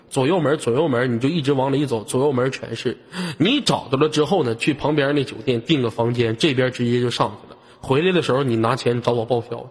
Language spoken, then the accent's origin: Chinese; Inner Mongolia, China; 我们内蒙古这边水果都挺好吃的